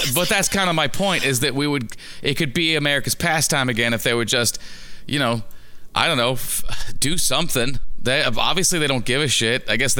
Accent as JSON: {"language": "English", "region": "Scotland", "country": "United Kingdom", "said": "I'm from Scotland now. You mean like me? Scotland. It's Scotland."}